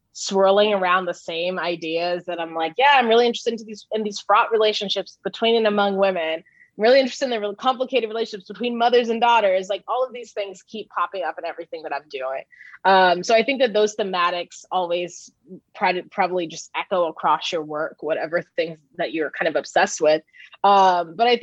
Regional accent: Oceanside, California, United States; born or raised there; moved away

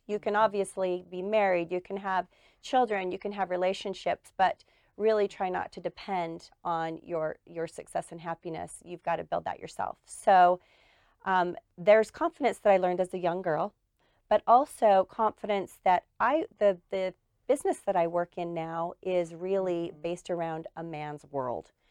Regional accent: Murray, Utah, United States; I am uh, went to school and grew up in Murray.

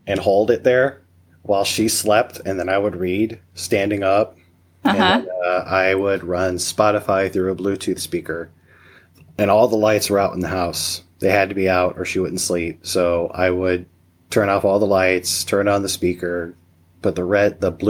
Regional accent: Missouri, United States; now in Nebraska, United States; I was born and raised in Missouri

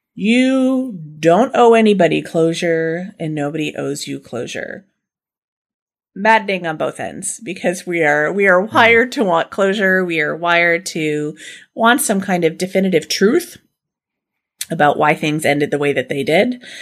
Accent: Canada; we're Canadian

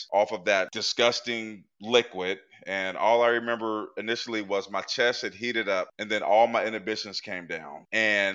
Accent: Portland, Oregon, United States; now in Pennsylvania, United States; I grew up in Portland, Oregon in the 80s

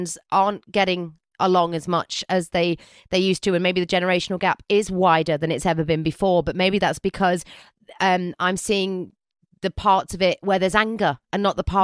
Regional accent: United Kingdom; I'm a British girl.

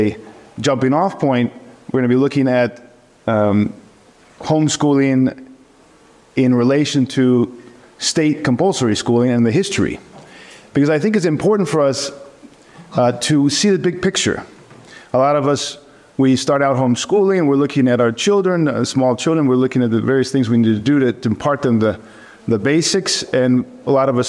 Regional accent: East Bay, California, United States; moved away as an adult; also born or lived in Greece; I grew up in East Bay from 10 to 19 before I went away to college

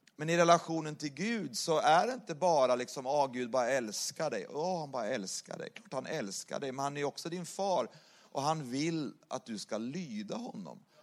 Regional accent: Sweden; moved away as an adult; now in Saint Petersburg, Russia; bor ju i Ryssland och är svensk

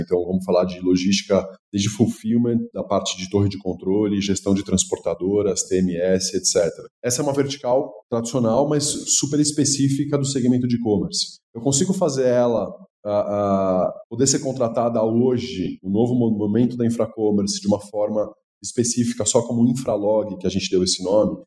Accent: Brazil; eu como brasileiro

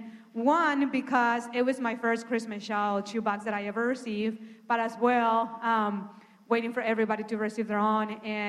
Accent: Honduras; I'm original from Honduras. And I have a twin sister.

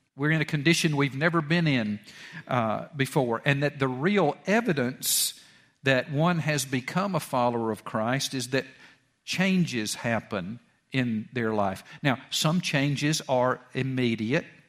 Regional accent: Georgia, United States; went to West Georgia College out in Carrollton and I, and there in my hometown

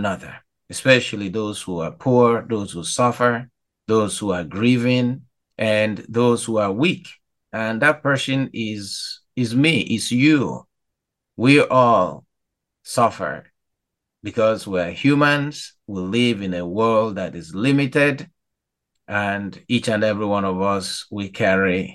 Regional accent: Nigeria; now in Chicago, United States; as a Nigerian

